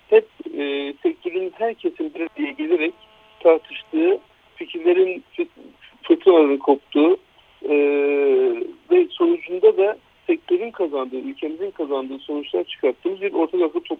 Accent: Gaziantep, Turkey

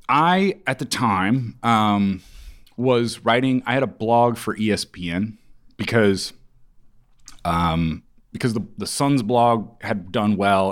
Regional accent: Kansas, United States; also born or lived in Ames, Iowa; I'm from the Midwest

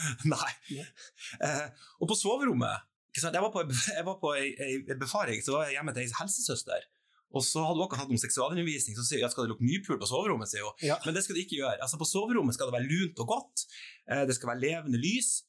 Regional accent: Trøndelag, Norway; accent: Trøndersk; Og så prater jeg faktisk trøndersk, ja.

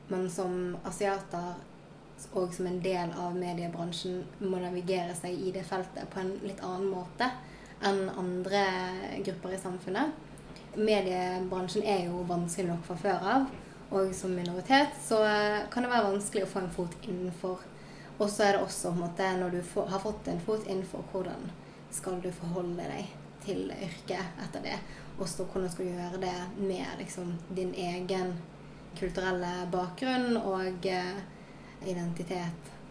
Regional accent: Sotra, Vestland, Norway; also born or lived in South Korea; Jeg er 24 år gammel og jeg kommer fra Sotra utenfor Bergen. Og så er jeg også adoptert fra Sør-Korea.

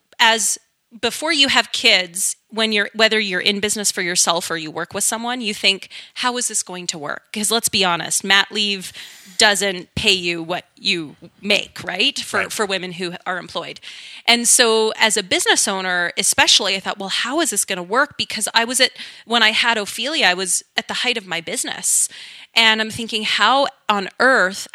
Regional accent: Wetaskiwin, Alberta, Canada; I grew up in rural Alberta, central rural Alberta. It's called Wetaskiwin

